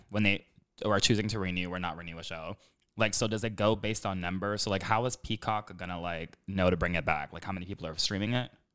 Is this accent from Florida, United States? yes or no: yes; Miami, Florida, United States; accent: Kendall South Miami accent; first language English; moved away; I grew up in Miami